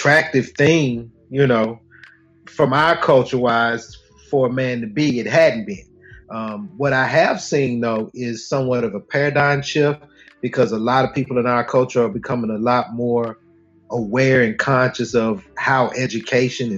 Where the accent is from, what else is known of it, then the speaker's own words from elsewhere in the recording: Chattanooga, Tennessee, United States; I'm from Chattanooga as well. I went to McCauley.